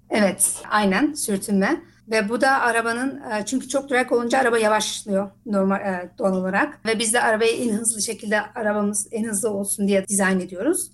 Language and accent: Turkish; Netherlands; also born or lived in Isparta, Turkey (family origin); ben Hollanda'da doğumluyum.